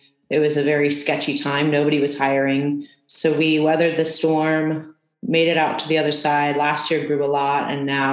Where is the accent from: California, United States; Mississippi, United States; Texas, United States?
California, United States; also born or lived in East Coast; I'm from California